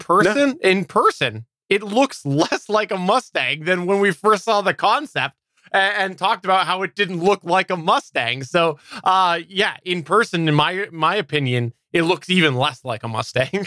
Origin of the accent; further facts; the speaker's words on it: Canada; I'm a Canadian